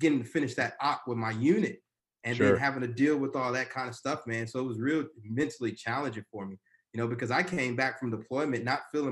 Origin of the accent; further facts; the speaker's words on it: Texas, United States; moved away as an adult; also born or lived in Annapolis, Maryland; now in Newark, United States; I'm from Texas